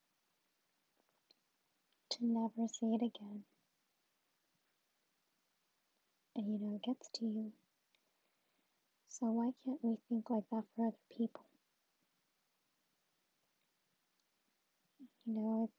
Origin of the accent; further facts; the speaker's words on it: Sacramento, California, United States; moved away as an adult; now in Rohnert Park, United States; I'm from Sacramento and now living in Ronald Park